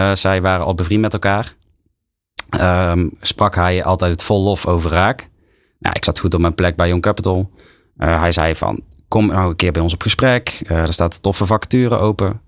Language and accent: Dutch; Tilburg, North Brabant, Netherlands; accent: Brabant; Ik kom zelf uit Tilburg